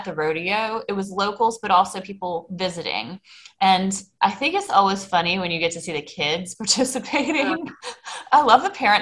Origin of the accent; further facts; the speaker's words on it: Myrtle Beach, South Carolina, United States; I grew up in Myrtle Beach, South Carolina, where we have a lot of mini golf courses